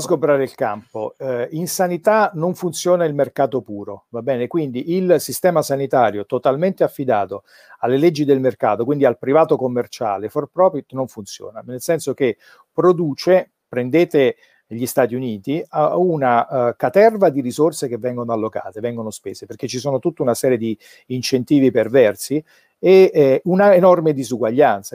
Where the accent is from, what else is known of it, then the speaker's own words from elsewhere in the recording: Naples, Campania, Italy; sono napoletano